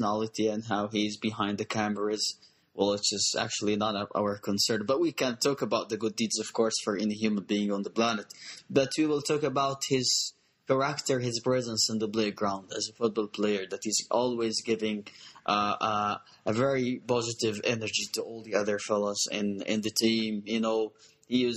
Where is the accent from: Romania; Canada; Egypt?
Egypt; Upper Egypt; born or raised there